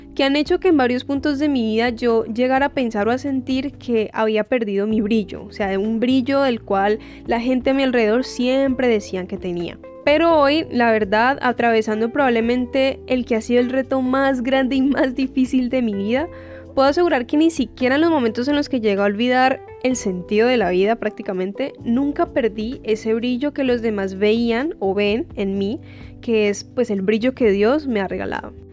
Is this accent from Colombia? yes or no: yes; Colombia; now in United States; soy colombiana y que vivo en Estados Unidos.